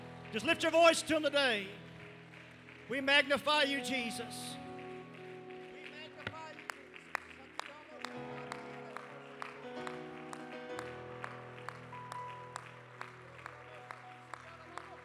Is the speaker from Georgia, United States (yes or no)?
no; Arkansas, United States; I'm from Arkansas